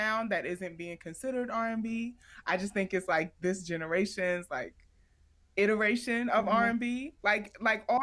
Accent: New York City, New York, United States; I feel like I'm from Queens

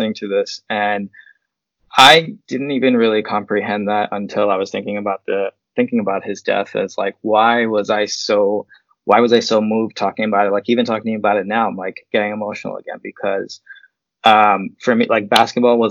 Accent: New York City, New York, United States; we grew up in Queens.

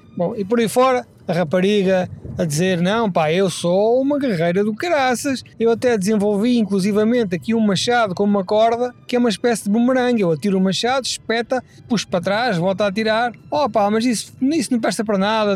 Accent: Portugal; somos portugueses, não temos aquecimento

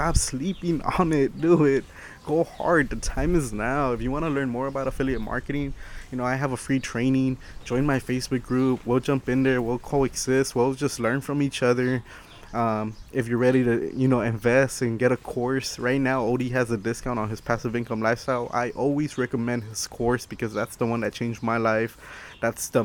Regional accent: Los Angeles, California, United States; I'm from Los Angeles, California

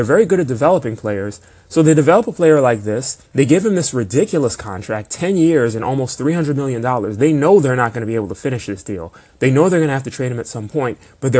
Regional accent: California, United States; That's where I'm from. I'm from Southern California.

